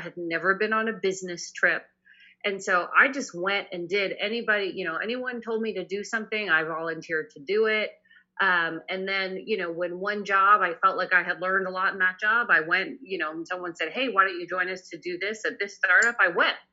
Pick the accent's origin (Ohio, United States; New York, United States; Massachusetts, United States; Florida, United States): Massachusetts, United States; Boston; now in Northern California, United States; I'm actually from Boston originally. I now live in Northern California